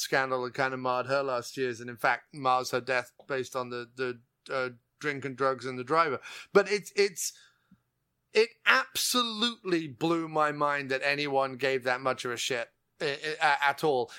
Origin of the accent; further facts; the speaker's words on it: England, United Kingdom; I was born and raised in England